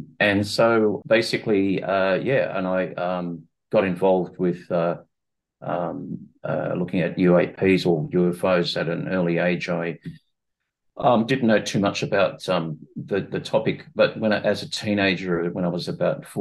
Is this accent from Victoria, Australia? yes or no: no; Sydney, New South Wales, Australia; I'm from Sydney, Australia, and my education began with a Bachelor of Science degree at the University of Sydney